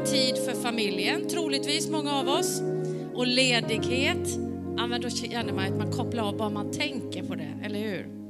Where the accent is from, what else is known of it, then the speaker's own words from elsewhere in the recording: Sweden; vi är från samma land